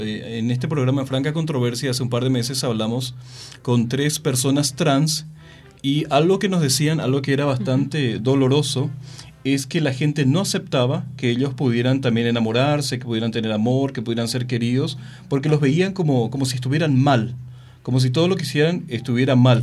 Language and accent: Spanish; Mexico; en una sociedad como la mexicana